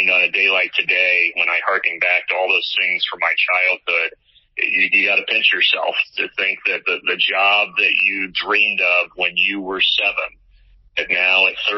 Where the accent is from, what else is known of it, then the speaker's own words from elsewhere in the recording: Evansville, Indiana, United States; moved away as an adult; now in Atlanta, United States; my hometown team, the Evansville Aces. So I got to go back home and call games for the college team that I grew up cheering for